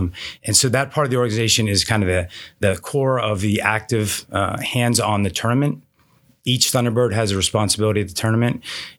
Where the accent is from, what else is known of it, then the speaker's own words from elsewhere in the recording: East Coast, United States; now in Phoenix, United States; So, but yeah, I moved to the Valley about 10 years ago. I'm from the East Coast.